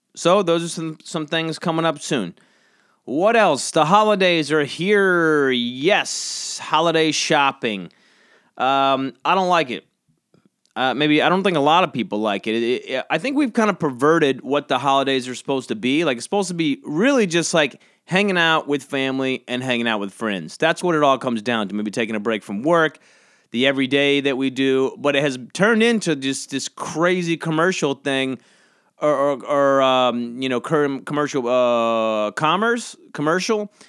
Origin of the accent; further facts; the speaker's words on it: Georgia, United States; now in New York City, United States; I grew up in Georgia, and now I live in New York